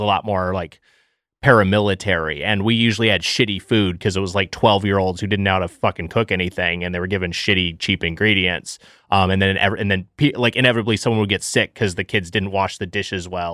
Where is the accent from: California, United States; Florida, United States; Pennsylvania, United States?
California, United States; Lakewood; My hometown, Lakewood, California, the birthplace of Denny's